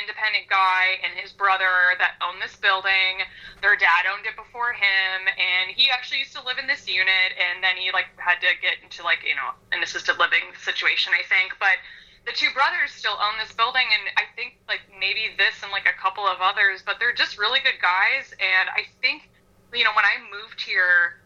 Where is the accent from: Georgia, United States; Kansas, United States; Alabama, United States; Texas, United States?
Kansas, United States; Kansas City suburb, United States; moved away as an adult; now in Chicago, United States; I was mostly raised in Kansas City, so I lived in a suburb on like the northeast side of Kansas